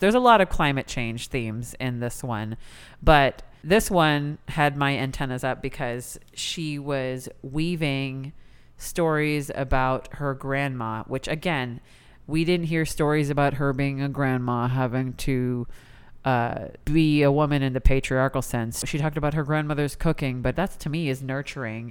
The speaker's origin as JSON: {"language": "English", "country": "United States", "tie": "born or raised there", "said": "as an Indian person born in America"}